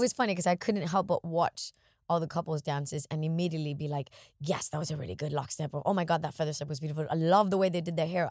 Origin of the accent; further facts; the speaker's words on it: Miami, Florida, United States; moved away; as a kid growing up in Miami